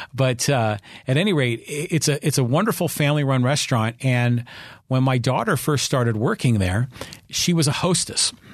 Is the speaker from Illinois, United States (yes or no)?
no; Burlingame, California, United States; now in San Diego, United States; I grew up in Burlingame